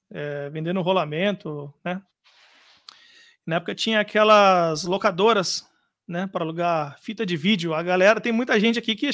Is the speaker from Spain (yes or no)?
no; Jundiaí, São Paulo, Brazil; Não, sou de Jundiaí, mas eu morei lá, morei no Mato Grosso, uma família de cigano praticamente.